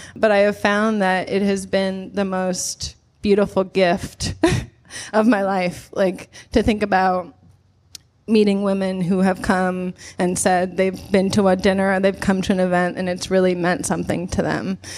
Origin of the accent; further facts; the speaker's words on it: Nebraska, United States; I grew up in Nebraska